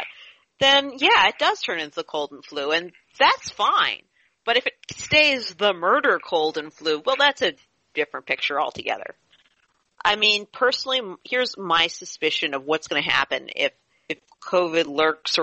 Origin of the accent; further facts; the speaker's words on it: near Monroeville, Pennsylvania, United States; Monroeville, Pennsylvania, not that far from my hometown